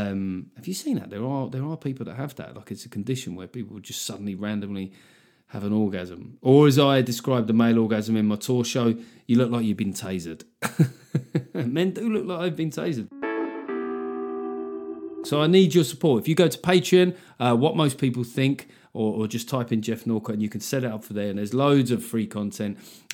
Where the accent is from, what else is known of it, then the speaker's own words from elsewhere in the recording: Liverpool, North West England, United Kingdom; Being a Scouser, it's like being a brand, isn't it? There's lots of stuff you have to do. You got there's certain papers you're not allowed to buy. It's a way of being a Scouser, isn't it?